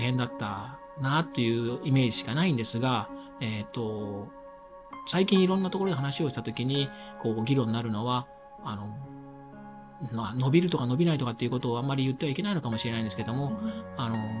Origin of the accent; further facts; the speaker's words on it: Imabari, Ehime, Japan; now in Sendai, Japan; 自分の地元、愛媛の今治というところ